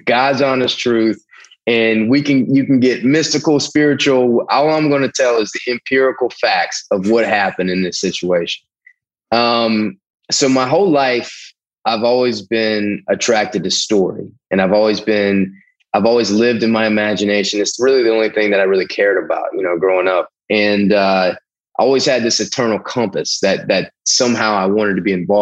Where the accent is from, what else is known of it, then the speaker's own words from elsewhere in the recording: the South, United States; I'm from the South.